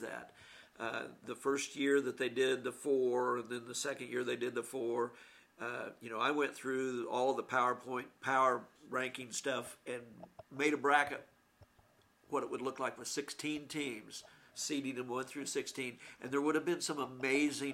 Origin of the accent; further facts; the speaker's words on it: Syracuse, Kansas, United States; And I grew up in Syracuse in a little tiny town almost in Colorado